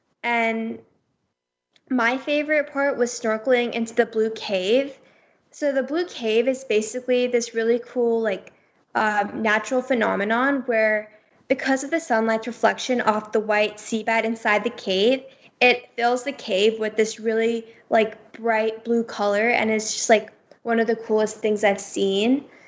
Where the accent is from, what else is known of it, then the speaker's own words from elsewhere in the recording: India; And everyone kept telling my family that they were so, because we're Indian, they were like, wow, we are such a big fan of Bollywood and Shah Rukh Khan.